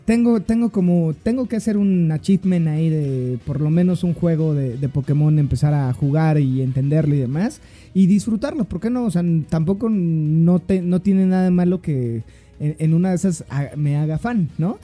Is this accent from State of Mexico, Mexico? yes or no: yes; Cuautitlán Izcalli, State of Mexico, Mexico; accent: chilango; now in Mexico City, Mexico; tengo un acento muy chilango. Eh, yo soy del Estado de México, de la hermana República de Cuauhtlán Cali.